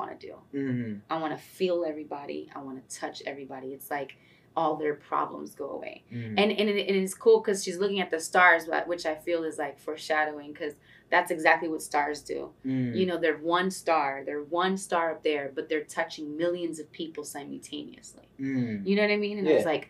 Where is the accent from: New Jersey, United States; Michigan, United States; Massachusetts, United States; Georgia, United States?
New Jersey, United States; Belleville; also born or lived in Florida / New York; I was born and raised in New Jersey